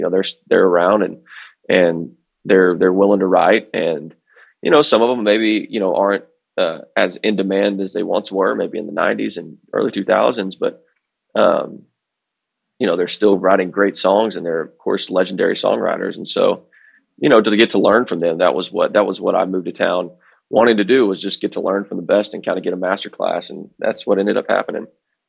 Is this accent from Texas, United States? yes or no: yes; Fort Worth, Texas, United States; I grew up on the Fort Worth side of things, and we have the Stockyards.